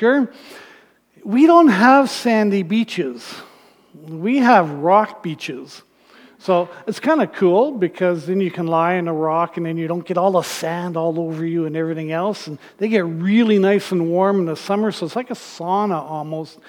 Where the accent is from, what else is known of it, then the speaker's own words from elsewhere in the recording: Thunder Bay, Ontario, Canada; I grew up in Northern Ontario in Thunder Bay